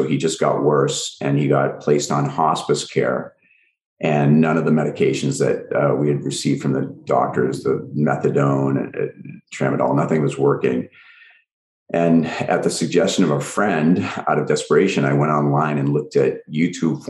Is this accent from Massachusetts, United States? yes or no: yes; Swampscott, Massachusetts, United States; moved away as an adult; now in Los Angeles, United States; I was actually just home in my hometown over the weekend, and I still have my lab there